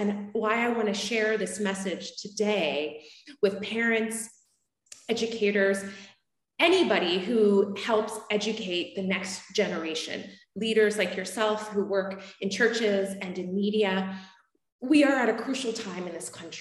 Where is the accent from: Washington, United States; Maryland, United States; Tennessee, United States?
Maryland, United States; Frederick; I was born in Frederick, Maryland